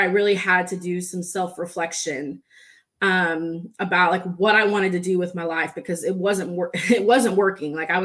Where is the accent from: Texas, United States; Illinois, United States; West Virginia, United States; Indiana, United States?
Texas, United States; Dallas; also born or lived in San Diego, California; I was born in San Diego, California, but I have pretty much been raised in Texas, Dallas area. So I'm a Texan